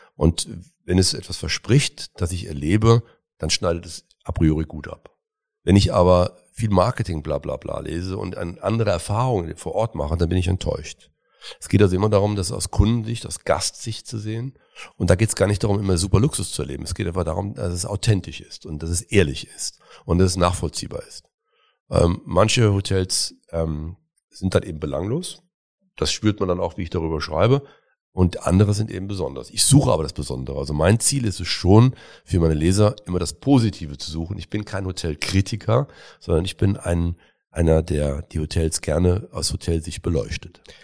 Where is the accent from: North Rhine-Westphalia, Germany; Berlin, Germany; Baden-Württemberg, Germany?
North Rhine-Westphalia, Germany; Cologne; in meine Heimat wollen, nämlich nach Köln